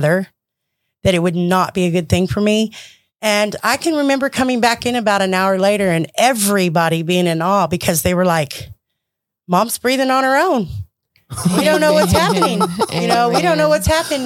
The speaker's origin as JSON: {"language": "English", "town": "Madera", "region": "California", "country": "United States", "tie": "born or raised there", "said": "I was born and raised in California"}